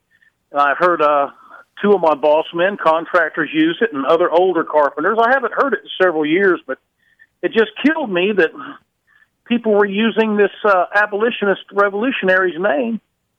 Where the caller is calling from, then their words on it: Thomasville, Georgia, United States; also born or lived in South Florida; Well, I've lived here 36 years. I moved here from South Florida.